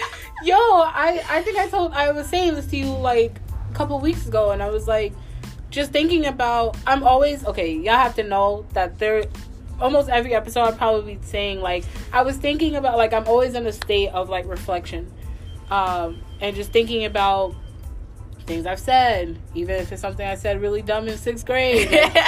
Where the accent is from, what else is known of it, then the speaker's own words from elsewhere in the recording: Mount Vernon, New York, United States; moved away; I'm from Mount Vernon, New York. And it's basically the hood.